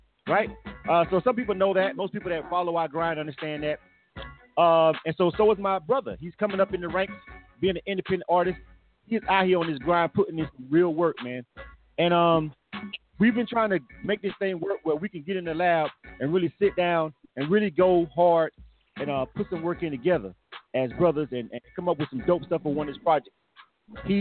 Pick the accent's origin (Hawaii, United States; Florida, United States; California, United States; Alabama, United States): Florida, United States; Panama City; moved away; I came down to Panama City, back to my hometown to work with the project